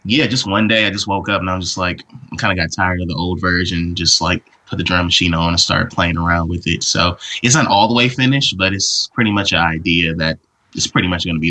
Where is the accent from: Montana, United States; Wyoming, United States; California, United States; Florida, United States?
California, United States; Oakland; moved away as an adult; now in Los Angeles, United States; I'm from Oakland, California, San Francisco Bay Area.